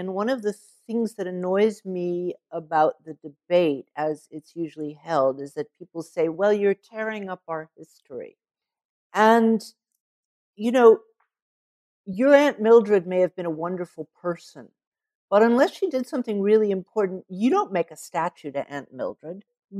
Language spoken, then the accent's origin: English; the South, United States; But I didn't know that, and I grew up in the South.